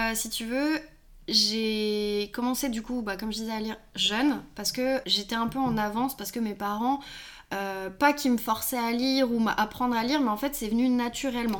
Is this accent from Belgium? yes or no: no; Lyon, Auvergne-Rhône-Alpes, France; je suis lyonnaise